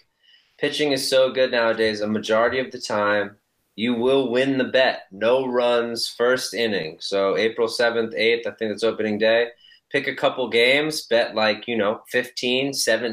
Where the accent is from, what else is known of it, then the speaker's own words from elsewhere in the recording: near Trenton, New Jersey, United States; I grew up right outside of Trenton Thunder